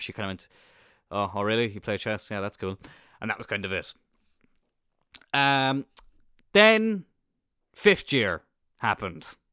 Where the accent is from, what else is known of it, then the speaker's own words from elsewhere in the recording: Cloyne, Munster, Ireland; I am obviously from Cloyne, but as some of you might know, or some of you may not know, there is no secondary school in Cloyne